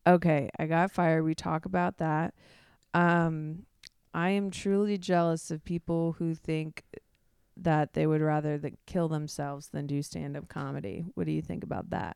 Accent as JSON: {"language": "English", "region": "Midwest", "country": "United States", "tie": "born or raised there", "said": "growing up in the Midwest"}